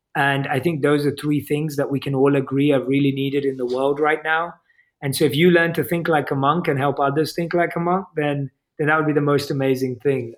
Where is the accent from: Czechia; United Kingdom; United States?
United Kingdom; accent: British; my British accent